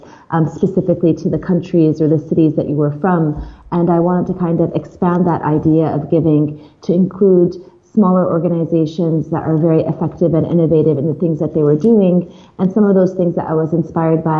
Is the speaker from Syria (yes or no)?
yes; Aleppo, Aleppo Governorate, Syria; also born or lived in Chicago, United States; now in United States; I was born in the United States, but lived half of my life in Syria, in Aleppo, one of the oldest cities in the world.